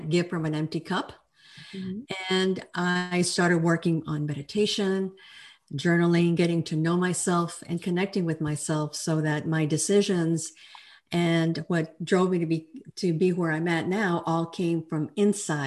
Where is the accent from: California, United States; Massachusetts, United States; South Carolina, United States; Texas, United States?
Texas, United States; El Paso; now in Fort Worth, United States; I'm a Texan. I'm a true Texan. I was born in El Paso, and I now live in Fort Worth